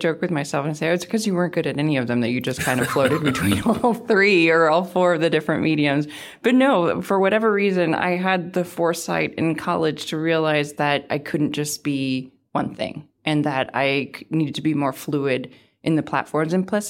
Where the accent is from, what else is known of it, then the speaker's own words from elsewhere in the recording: Maryland, United States; So I was sent to cover the county in which I grew up in Prince George's County, Maryland